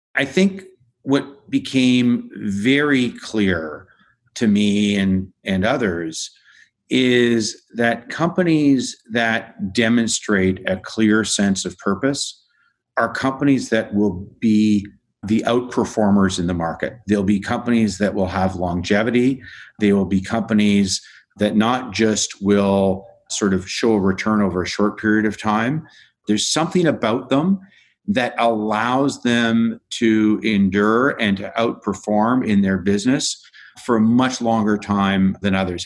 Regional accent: Canada; I found myself as a Canadian working with the Canadian pension plan system

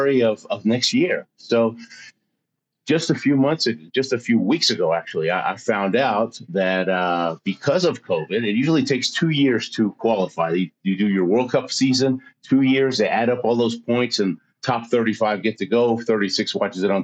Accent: Houston, Texas, United States; moved away as an adult; also born or lived in Argentina; now in Colorado Springs, United States; I was born in Argentina and moved to the States when I was six. I was an oil brat. My dad was a chemical engineer, so lived in Houston most of my life

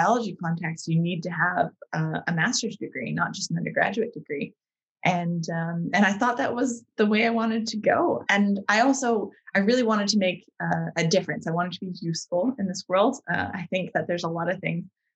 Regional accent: Vancouver Island, British Columbia, Canada; So I grew up on Vancouver Island, which is quite a large island off the west coast of Canada.

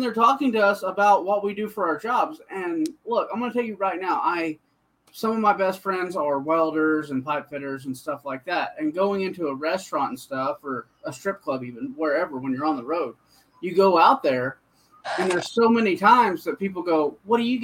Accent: Oklahoma, United States; I'm from Oklahoma. I'm a Southern man.

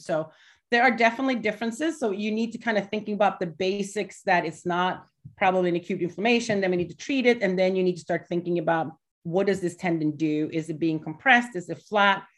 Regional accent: Gothenburg, Västra Götaland, Sweden; now in Delaware, United States; I'm from Gothenburg in middle.

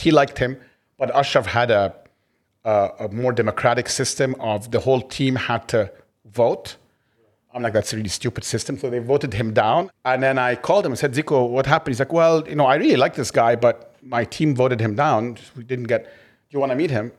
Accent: Egypt; moved away as an adult; also born or lived in United States; I grew up in Egypt, uh, and, but then also went to the States

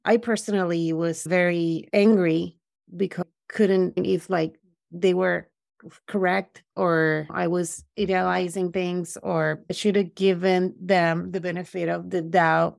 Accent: Puerto Rico; also born or lived in Brooklyn; now in United States; I grew up in Puerto Rico

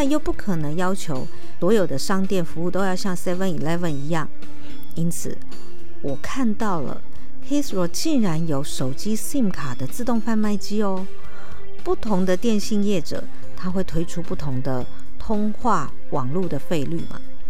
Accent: Taipei, Taiwan; 以前在南部念书嘛，那我有一个好朋友是美浓人，他就送了一把美浓的油纸伞给我这位从天龙国来的

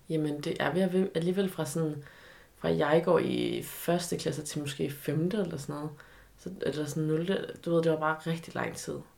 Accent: Aarhus, Central Denmark Region, Denmark; also born or lived in China; jeg var opvokset i Aarhus, og nærmere betegnet Aarhus Vest, Aarhus V.

